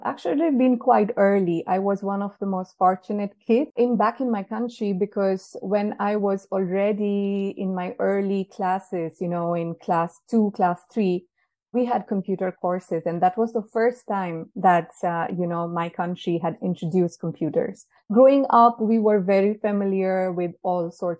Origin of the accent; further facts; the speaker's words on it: Nepal; moved away as an adult; now in Switzerland; Originally, I come from Nepal, but I have been in Switzerland for more than 4 years now.